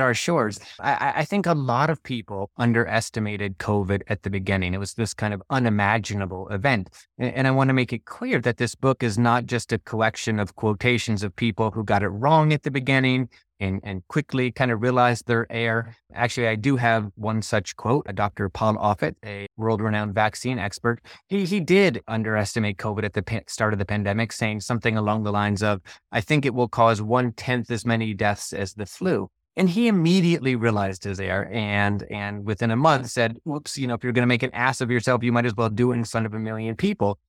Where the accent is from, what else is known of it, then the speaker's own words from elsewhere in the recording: Gainesville, Florida, United States; moved away; I grew up in Gainesville